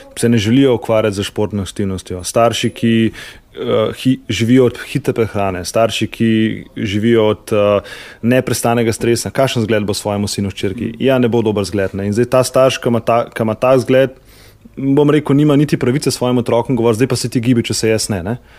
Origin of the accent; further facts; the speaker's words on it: Slovenia; Slovenci smo športni narod